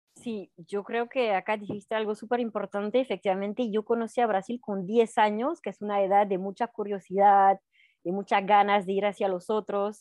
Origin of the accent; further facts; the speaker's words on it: Alpe d'Huez, French Alps, Auvergne-Rhône-Alpes, France; Spanish is a second language; moved away; viví toda mi, mi juventud al pie del Alpe d'Huez